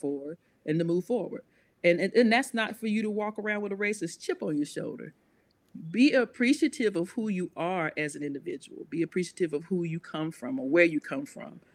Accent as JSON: {"language": "English", "town": "Concord", "country": "United States", "also_born_or_lived": "Mount Pleasant", "said": "I'm from Concord, but for a little while, for about nine years, we lived in Mount Pleasant"}